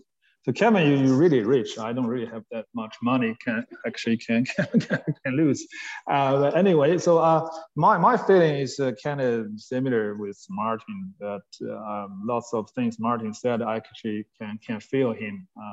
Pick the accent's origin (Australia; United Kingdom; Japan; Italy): Australia; now in China; A few things I probably wouldn't do as an Australian as well.